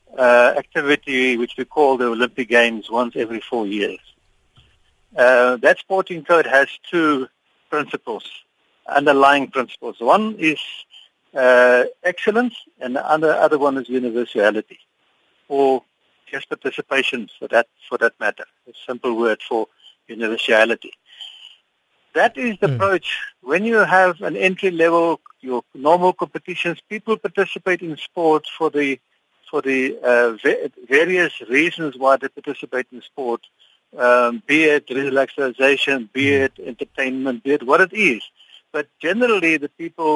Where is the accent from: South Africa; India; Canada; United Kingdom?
South Africa; as a South African